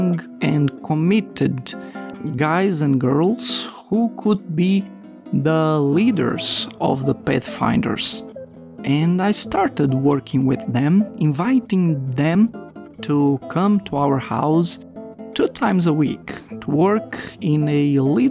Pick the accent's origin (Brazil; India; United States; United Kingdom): Brazil; moved away as an adult; also born or lived in Guinea; along with my wife Aline, we are from Brazil